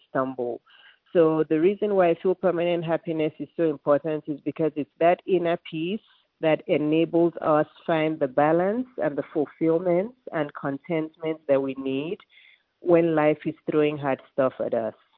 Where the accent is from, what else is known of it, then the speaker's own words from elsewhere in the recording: Lagos, Nigeria; moved away as an adult; now in Atlanta, United States; I was born and raised in Lagos, Nigeria, which is in West Africa.